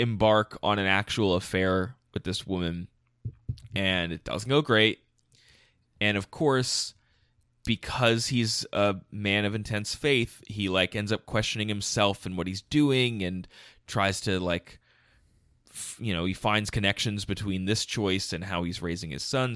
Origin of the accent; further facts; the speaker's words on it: outside Philadelphia, Pennsylvania, United States; also born or lived in Ohio; I'm from outside Philadelphia, Pennsylvania. Like, I have not moved around that much. I spent four years in Ohio, and that's